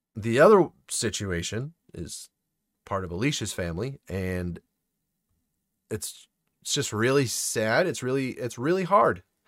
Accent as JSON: {"language": "English", "region": "Maine", "country": "United States", "said": "I'm from Maine"}